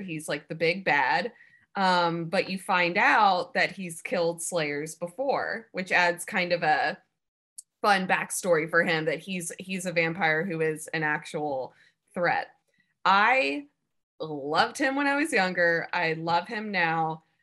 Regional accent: Alabama, United States; moved away as an adult; also born or lived in Savannah, Georgia; I grew up in Alabama and then went to school and moved to Savannah, Georgia

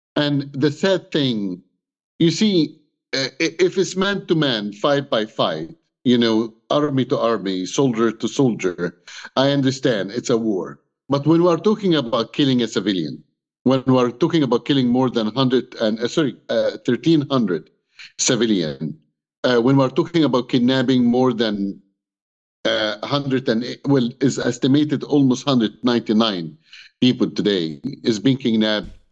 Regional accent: Egypt; English is a second language; now in Canada; I'm Egyptian. I was born in Egypt.

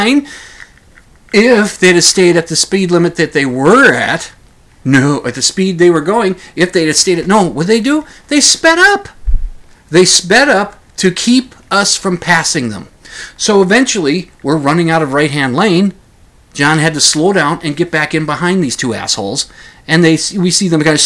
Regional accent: Minnesota, United States; we're from Minnesota, the two of us.

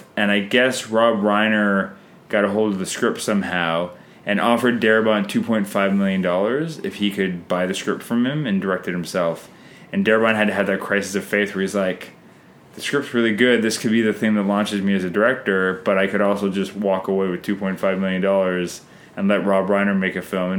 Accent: Canada

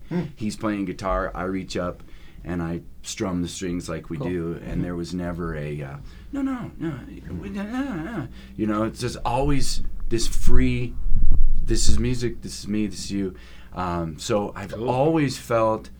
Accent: Rapid City, South Dakota, United States; I grew up in Rapid City, South Dakota

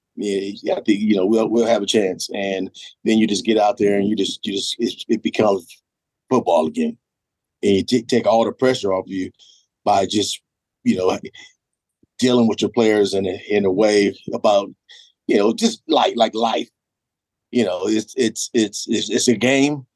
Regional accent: California, United States; moved away; I'm from California

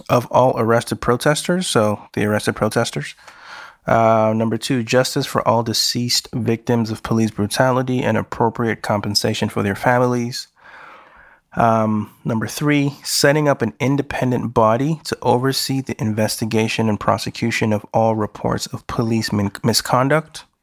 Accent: Nigeria; I'm a Nigerian who's living in the Western world.

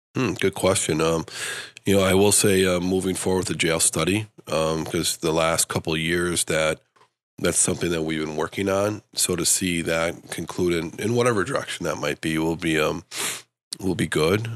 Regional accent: Stevens Point, Wisconsin, United States; also born or lived in Madison, Wisconsin; now in Grand Rapids, United States; I grew up in Stevens Point

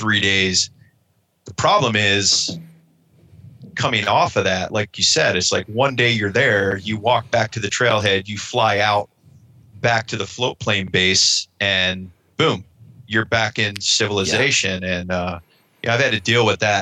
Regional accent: Ohio, United States; now in Western United States; I grew up back east in Ohio

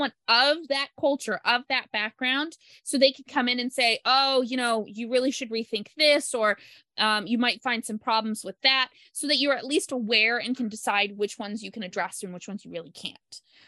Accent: Pacific Northwest, United States; Plus, I was a kind of a weird outlier in the fact that I'm from the Northwest where I was born.

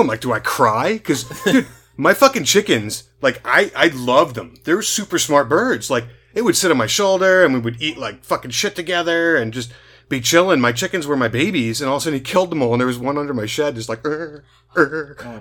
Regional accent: New City, New York, United States; I grew up on a street in New City, New York.

